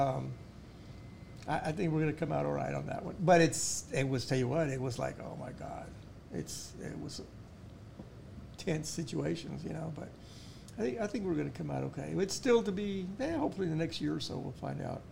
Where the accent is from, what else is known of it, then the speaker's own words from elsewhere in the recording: United States; I'm an American.